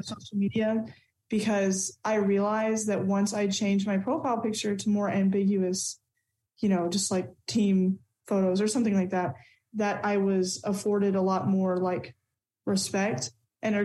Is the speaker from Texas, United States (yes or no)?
yes; Texas, United States; As a Texan